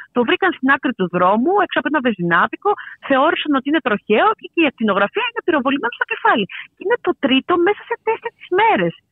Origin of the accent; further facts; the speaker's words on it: Paros, South Aegean, Greece; κατάγομαι από την Πάρο